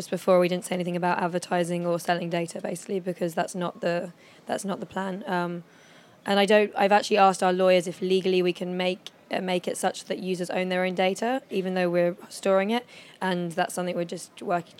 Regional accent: London, United Kingdom; also born or lived in New York; I grew up in London

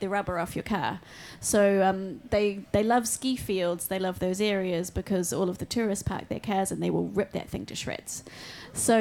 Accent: New Zealand; Growing up in New Zealand

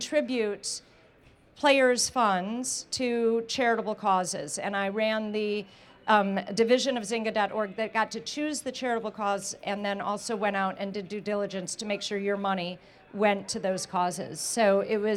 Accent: Chicago, Illinois, United States; I'm actually from Chicago originally

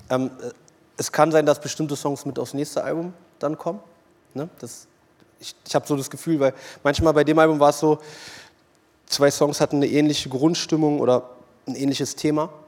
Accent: Berlin, Germany; Und Berlin liebe ich halt, ne? das ist meine Heimat. So, ich ich bin ja hier aufgewachsen, hier geboren. Und geht nichts über Berlin am Ende des Tages.

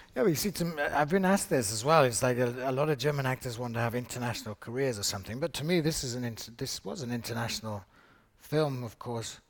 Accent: United Kingdom; as a British actor

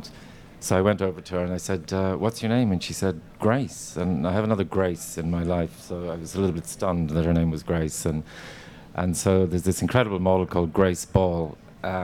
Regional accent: Ireland; when I was growing up, because we grew up on Irish television

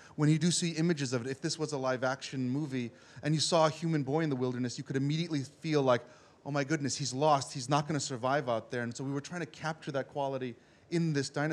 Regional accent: New York City, New York, United States; I grew up in New York City

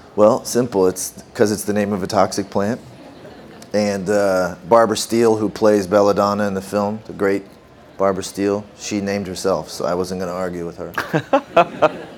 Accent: Canada; growing up in Canada

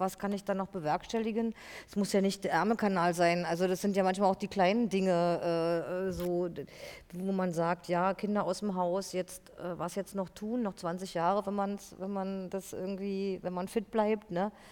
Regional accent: East Germany, Germany; ich bin ja auch aus der DDR, ich bin da groß geworden, ich bin da aufgewachsen

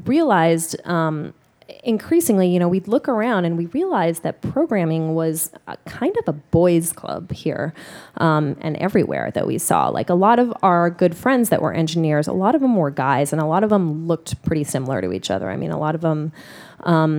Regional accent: Honolulu, Hawaii, United States; now in New York City, United States; I grew up in Honolulu, Hawaii

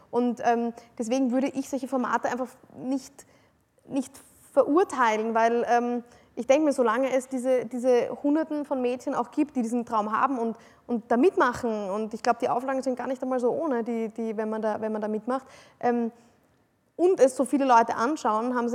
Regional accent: Vienna, Austria; also ich bin, ich bin äh, eine, im Herzen eine absolute Wienerin. Also ich, bin, ich liebe die Stadt Wien.

